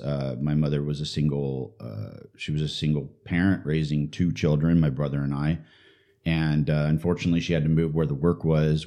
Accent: St. Louis, Missouri, United States; I was born in Saint Louis, Missouri

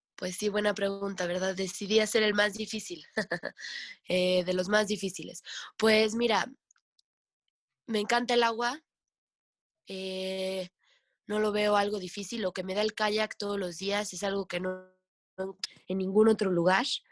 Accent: Tlapacoyan, Veracruz, Mexico; also born or lived in Puebla; crecí y viví en Tlapacoya, en Veracruz

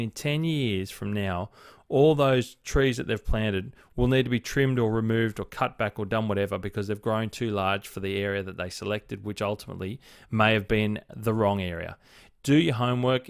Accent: Blue Mountains, New South Wales, Australia; fortunate enough growing up in the Blue Mountains

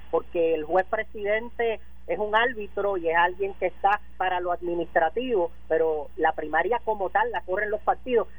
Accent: Puerto Rico; somos un territorio de los Estados Unidos

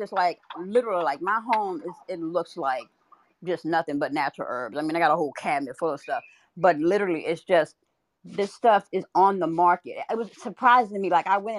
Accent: Louisiana, United States; I'm from Louisiana, right? It was like, we grew up succotash.

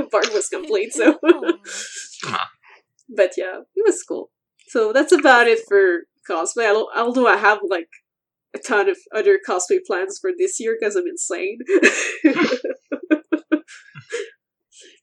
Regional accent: Montreal, Quebec, Canada; I'm actually from Montreal

